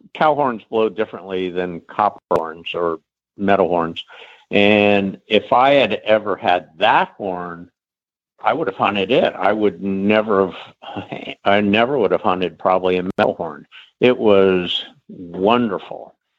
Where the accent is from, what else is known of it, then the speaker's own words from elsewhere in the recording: Middleburg, Virginia, United States; I grew up in Middleburg.